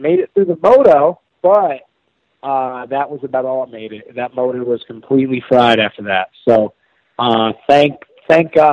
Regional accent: New York, United States; moved away; also born or lived in North Carolina; growing up in New York

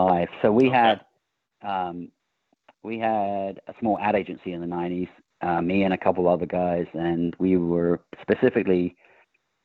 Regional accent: England, United Kingdom; now in California, United States; I grew up in England

